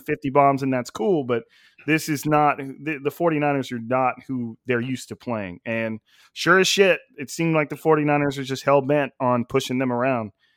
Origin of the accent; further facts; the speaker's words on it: Fresno, California, United States; I'm from Fresno